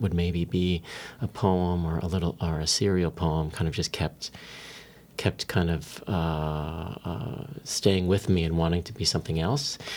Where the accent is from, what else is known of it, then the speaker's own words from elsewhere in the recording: San Diego, California, United States; I grew up in San Diego